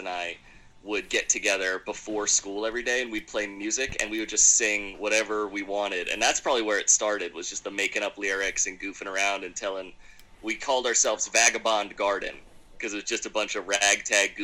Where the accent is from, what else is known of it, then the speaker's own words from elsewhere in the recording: Philadelphia, Pennsylvania, United States; also born or lived in Richmond, Virginia; now in Durham, United States; I moved here from Philadelphia, Pennsylvania, originally. It's where I grew up.